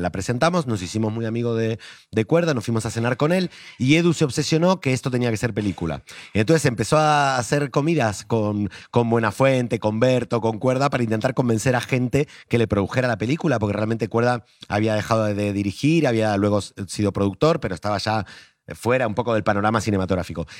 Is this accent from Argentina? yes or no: yes; Argentina; now in Spain; como vengo de Argentina, lo tengo en sangre